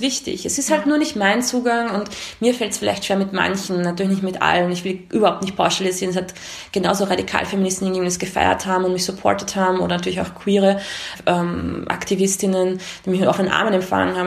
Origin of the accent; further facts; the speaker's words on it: Austria; also born or lived in Romania; ich bin hier geprägt, hier zur Schule gegangen, hier aufgewachsen. Ähm, ich würde mich als Österreicherin sehen